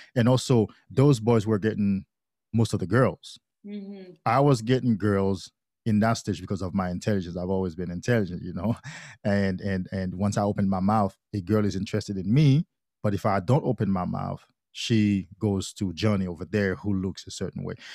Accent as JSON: {"language": "English", "country": "Haiti", "tie": "born or raised there", "said": "I grew up in Haiti. I'm from Haiti"}